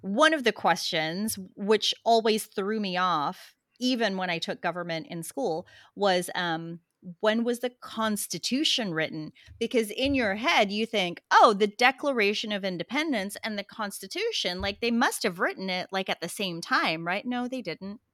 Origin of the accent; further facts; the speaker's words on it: Philippines; also born or lived in Australia / Texas; now in United States; I was born in the Philippines